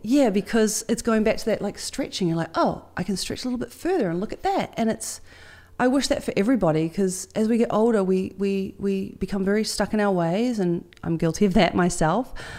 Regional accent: New Zealand; I'm, I'm proud as a Kiwi girl

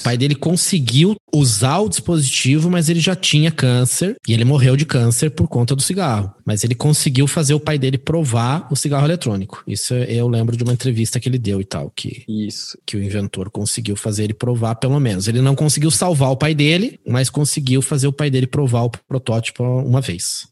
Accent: Curitiba, Paraná, Brazil; moved away as an adult; also born or lived in Natal, Rio Grande do Norte; agora eu voltei a morar em Curitiba, sou nascido e criado em Curitiba.

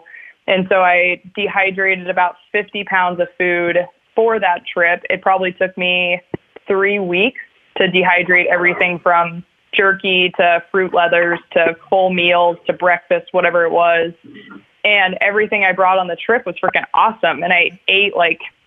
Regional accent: Girdwood, Alaska, United States; I grew up in Bird Creek in Girdwood, which is just south of Anchorage.

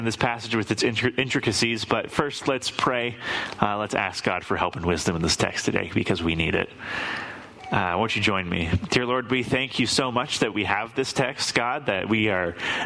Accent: Lake Tapps, Washington, United States; the church that I grew up in over in Lake Taps Community Church

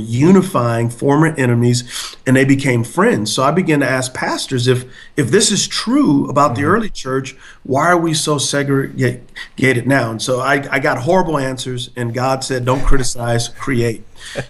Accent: San Antonio, Texas, United States; moved away as an adult; now in Charlotte, United States; I'm from San Antonio, Texas

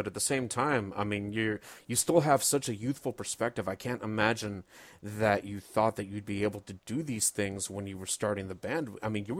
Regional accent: Texas, United States; I am from Texas.

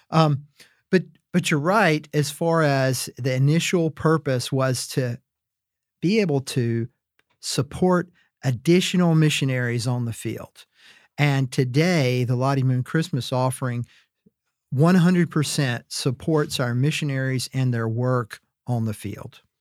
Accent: Wilmington, North Carolina, United States; my hometown of Wilmington, North Carolina

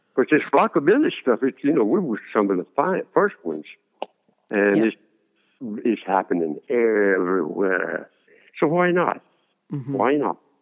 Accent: Lake Arthur, Louisiana, United States; accent: Cajun; I decided to go shine shoes in, in Lake Arthur in town

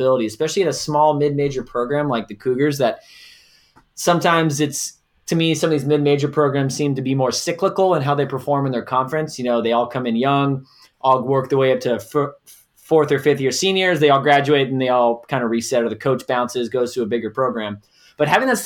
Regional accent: Southern California, United States; moved away as an adult; I'm from Southern California

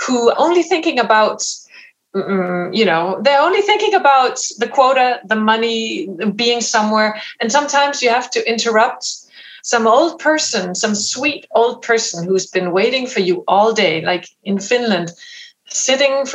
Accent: Denmark; English is a second language; moved away as an adult; now in United States; I come from Denmark, so that's a very small language group.

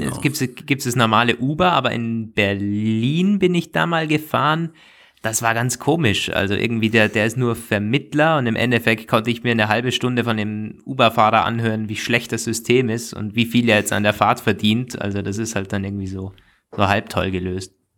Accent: Austria; bei uns in Österreich

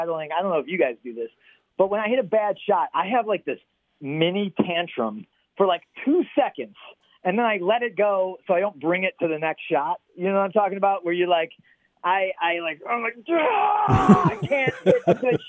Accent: Detroit, Michigan, United States; I grew up in the Detroit area

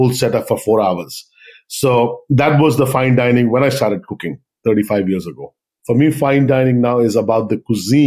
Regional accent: Andaman and Nicobar Islands, India; moved away as an adult; also born or lived in Punjab, India / Chennai, India; now in Hawaii, United States; I'm originally from the north of India in Punjab, but I grew up in Andaman Nicobar Islands, which is in the Bay of Bengal.

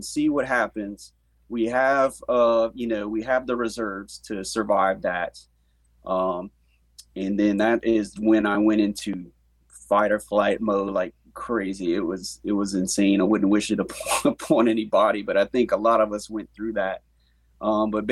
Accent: Scott, Louisiana, United States; I'm from Scott

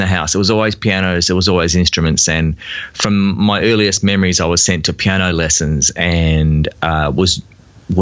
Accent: Victoria, Australia; playing cover bands around Melbourne and my home state of Victoria

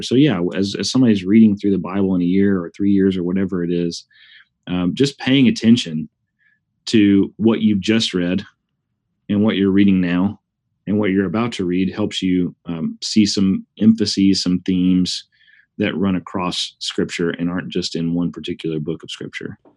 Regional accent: Huntsville, Alabama, United States; moved away as an adult; also born or lived in Wake Forest, North Carolina; now in Oklahoma, United States; we're both from Huntsville, Alabama. Uh, we met in high school

